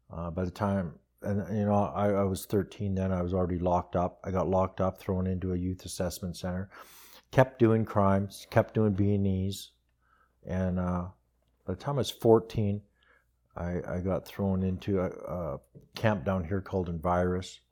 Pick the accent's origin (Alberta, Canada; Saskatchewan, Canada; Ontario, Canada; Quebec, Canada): Alberta, Canada; Red Deer; also born or lived in Calgary; I was raised in Red Deer